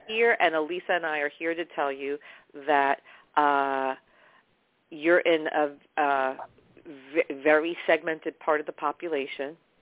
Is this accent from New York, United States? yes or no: yes; New York, United States; I'm from New York